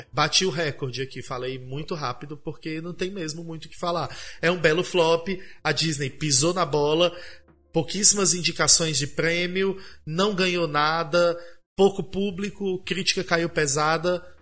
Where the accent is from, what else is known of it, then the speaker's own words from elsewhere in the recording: Brazil; eu sou brasileira